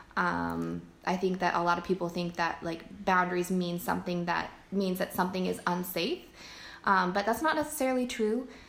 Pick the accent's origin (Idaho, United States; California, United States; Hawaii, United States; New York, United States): California, United States; also born or lived in Virginia; I moved back to California